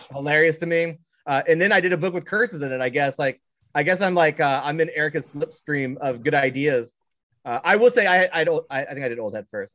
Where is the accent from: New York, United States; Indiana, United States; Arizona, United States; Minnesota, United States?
Indiana, United States; Southern; I'm from Southern Indiana.